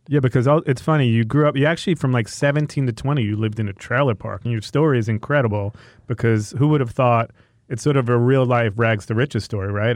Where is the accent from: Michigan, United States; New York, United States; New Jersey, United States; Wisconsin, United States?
New York, United States; Long Island, Five Towns; moved away as an adult; now in Los Angeles, United States; from Long Island